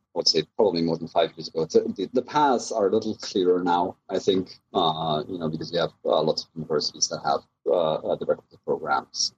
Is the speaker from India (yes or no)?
no; Germany; moved away as an adult; also born or lived in Southern California; now in United States; I'm originally from Germany. I uh, came to the U.S. right around oh, must been 2000.